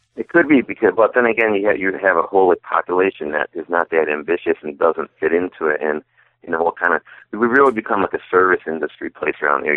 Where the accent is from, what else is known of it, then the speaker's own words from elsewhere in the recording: Adams, Massachusetts, United States; I was born in North Adams and grew up in Adams.